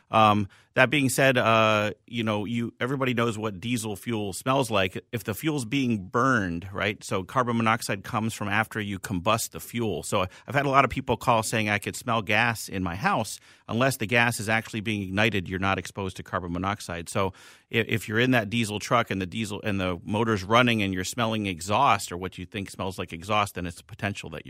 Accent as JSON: {"language": "English", "town": "Philadelphia", "region": "Pennsylvania", "country": "United States", "said": "I'm from Philly, so uh, but uh, it really depends."}